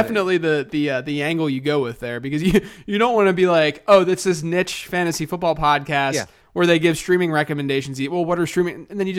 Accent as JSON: {"language": "English", "country": "United States", "said": "So I said gyro because I'm American, but I honestly go back and forth."}